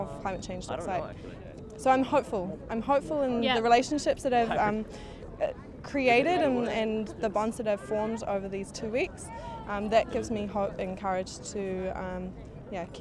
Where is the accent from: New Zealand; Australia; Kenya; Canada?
New Zealand; from Aotearoa, New Zealand.